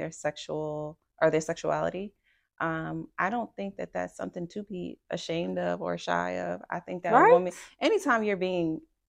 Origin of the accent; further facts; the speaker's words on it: New York, United States; moved away as an adult; now in Houston, United States; I am a dental hygienist. I've been in Houston for about 10 years. I'm originally from New York.